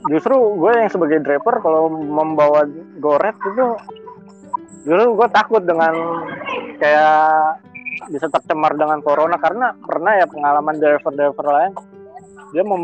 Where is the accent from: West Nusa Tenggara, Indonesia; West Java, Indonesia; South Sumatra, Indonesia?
South Sumatra, Indonesia; Palembang; now in Jakarta, Indonesia; Iya, gue dari Palembang. Palembang.